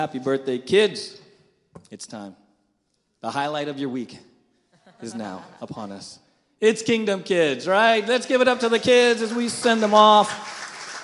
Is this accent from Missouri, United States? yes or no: no; San Diego, California, United States; That's where I grew up in San Diego